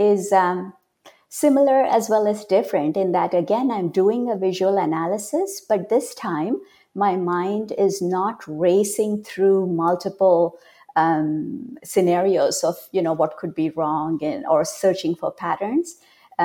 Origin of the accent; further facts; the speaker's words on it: India; moved away as an adult; now in California, United States; I was born and raised in India, but I came to America decades ago, as soon as I turned into an adult.